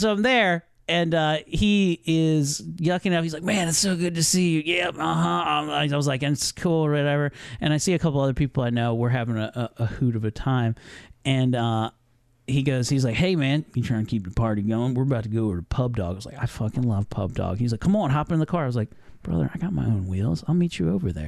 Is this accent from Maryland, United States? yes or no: yes; Columbia, Maryland, United States; my hometown of Columbia, Maryland.